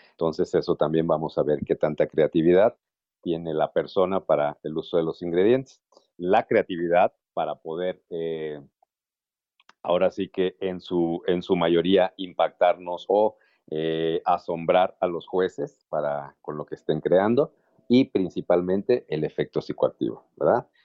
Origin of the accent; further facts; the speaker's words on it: Mexico; nuestra cultura como mexicanos